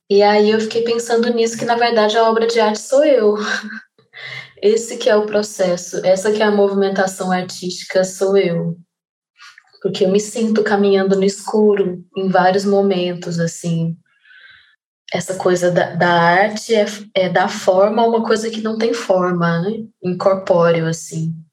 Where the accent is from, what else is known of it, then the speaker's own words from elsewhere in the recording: Goiânia, Goiás, Brazil; now in Rio de Janeiro, Brazil; eu tenho 34 anos, eu sou de Goiânia, atualmente eu moro no Rio de Janeiro